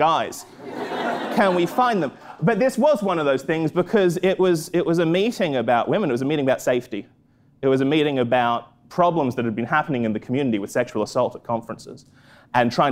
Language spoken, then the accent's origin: English; Australia; moved away; I'm from Australia. I'm from a small town in Australia